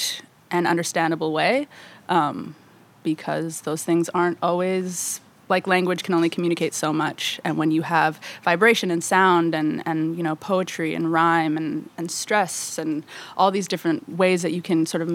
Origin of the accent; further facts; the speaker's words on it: Vancouver, British Columbia, Canada; I am from Vancouver, Canada. I was born there in 1994.